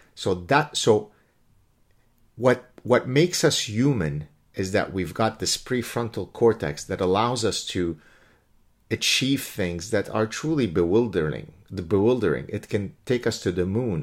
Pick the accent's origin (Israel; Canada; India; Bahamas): Canada; I'm Canadian again